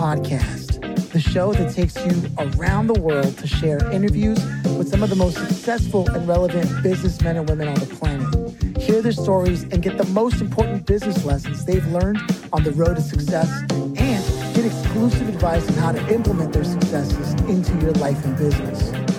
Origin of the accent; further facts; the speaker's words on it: Los Angeles, California, United States; I grew up in East LA for a large portion of my childhood